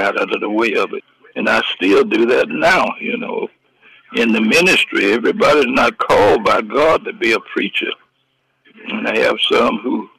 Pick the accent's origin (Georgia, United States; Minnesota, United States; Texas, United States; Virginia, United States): Georgia, United States; Atlanta; I was brought up in Atlanta. I used to live right across the street from Dr. King on Auburn Avenue